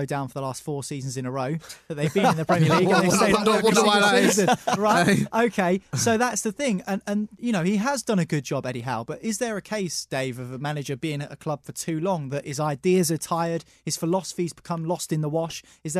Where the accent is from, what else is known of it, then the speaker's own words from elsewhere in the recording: South East England, United Kingdom; Because for me, growing up on the South Coast, I know Bournemouth has always been the little brother to Portsmouth and Southampton.